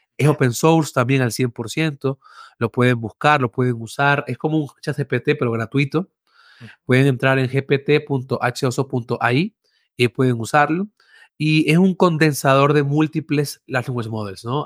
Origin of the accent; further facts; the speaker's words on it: Venezuela; moved away as an adult; now in Mexico; soy de Venezuela, primero que nada. Eh, vivo en México hace ocho años.